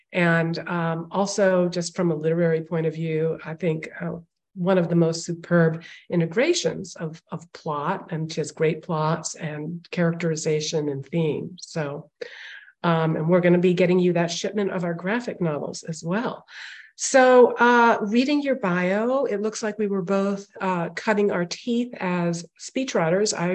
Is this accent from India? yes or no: yes; India; born there; Plus, I was born in India